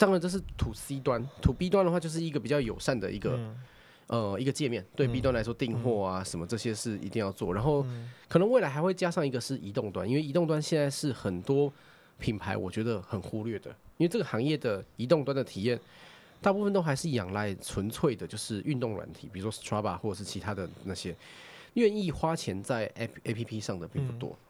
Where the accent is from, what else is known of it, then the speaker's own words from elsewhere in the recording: Taichung, Taiwan; 比如说我是台中人嘛，嗯嗯嗯哦，那我是台中人，我在显现就是离我家最近的几个店